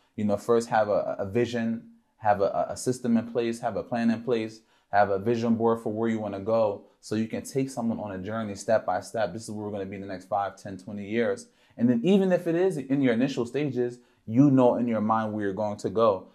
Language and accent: English; Philadelphia, Pennsylvania, United States; I grew up in Philadelphia, P